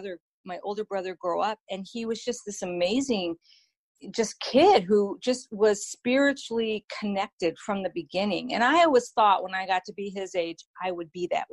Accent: East Coast, United States; I was born and raised on the East Coast

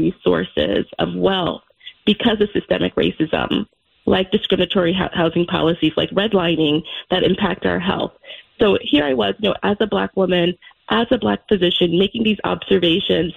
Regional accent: New York City, New York, United States; growing up in Brooklyn in the 80s and 90s in Crown Heights

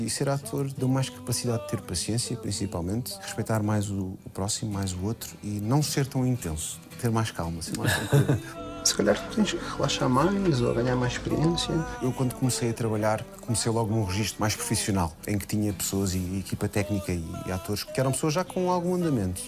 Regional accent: Portugal; eu nasci em Portugal

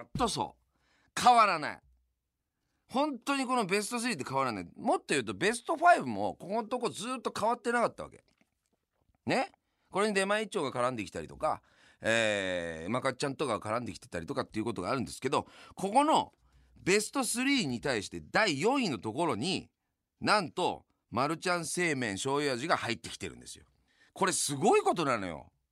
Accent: Yamanashi, Japan; now in Tokyo, Japan; 僕は山梨の出身なんで東日本の出身じゃないですか

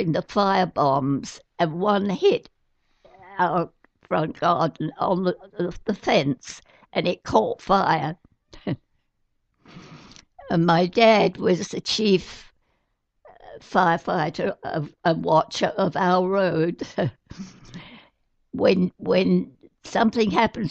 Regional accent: United Kingdom; I'm British

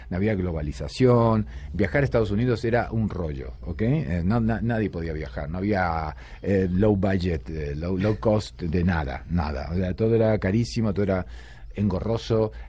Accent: Rosario, Santa Fe, Argentina; born there; also born or lived in Buenos Aires; yo de Rosario, pero digamos que soy de Buenos Aires, porque Rosario nací, pero luego toda mi carrera la hice en, Buenos Aires, todos mis amigos en Buenos Aires, todo, todo allá.

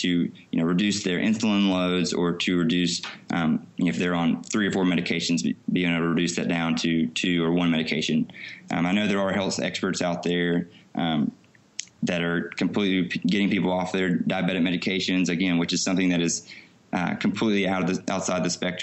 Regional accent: Alabama, United States; I grew up in Alabama

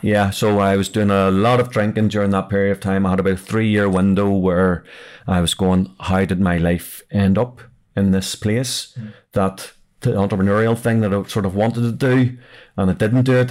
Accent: Belfast, Northern Ireland, United Kingdom; I'm actually from South Belfast

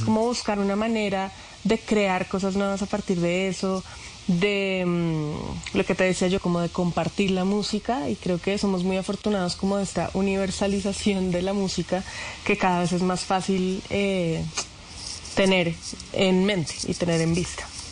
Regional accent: Bogotá, Colombia; yo soy una cantautora bogotana

